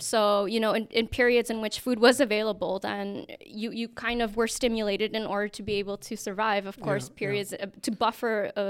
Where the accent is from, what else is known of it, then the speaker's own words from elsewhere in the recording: Indonesia; I grew up in mixed cultures as well. I come from, my dad is Dutch, my mom's from the Philippines, but I grew up in Indonesia.